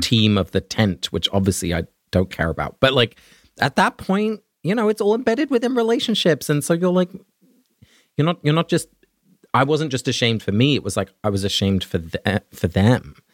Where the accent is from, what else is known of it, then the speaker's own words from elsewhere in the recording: England, United Kingdom; as a little child growing up in England